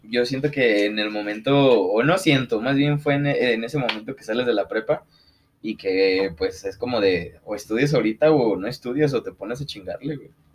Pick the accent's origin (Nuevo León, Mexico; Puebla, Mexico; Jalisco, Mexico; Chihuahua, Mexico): Jalisco, Mexico; Lagos de Moreno; somos de aquí de Lagos de Moreno